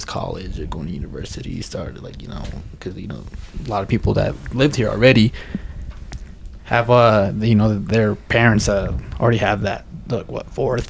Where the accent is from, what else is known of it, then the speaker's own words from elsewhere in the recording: West Valley City, Utah, United States; growing up in West Valley